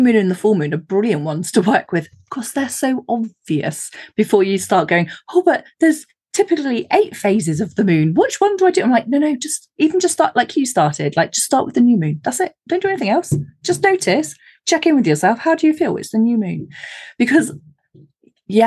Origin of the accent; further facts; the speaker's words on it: United Kingdom; I live in the countryside, again, being terribly British